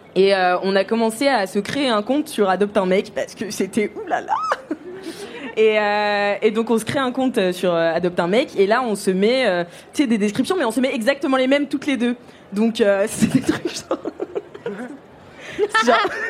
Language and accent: French; Nantes, Pays de la Loire, France; Je rentre chez moi à Nantes